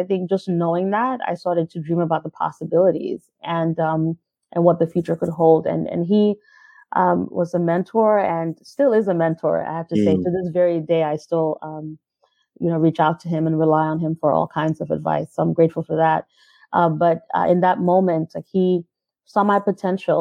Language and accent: English; New York City, New York, United States; also born or lived in Caribbean; I grew up in Brooklyn, New York. First, I was in Brownsville. And then mostly in Crown Heights.